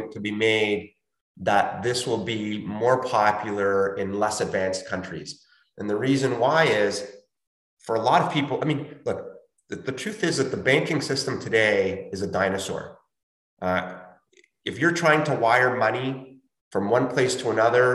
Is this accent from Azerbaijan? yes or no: no; Chile; moved away; I'm from Chile and I will occasionally send money to my family there to help them out.